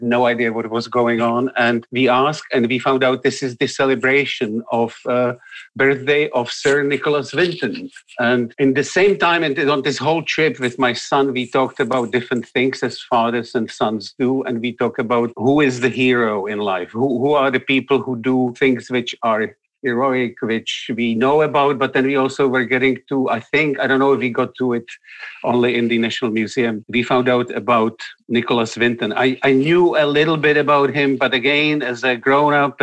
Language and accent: English; Prague, Czechia; moved away; I grew up in Prague.